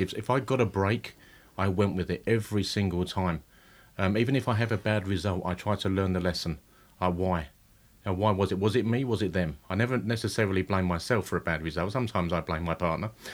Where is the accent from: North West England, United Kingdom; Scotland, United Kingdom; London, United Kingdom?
London, United Kingdom; Romford; also born or lived in Stepney; I'm from Romford. My family's from Stepney, but my, I was brought up in Romford.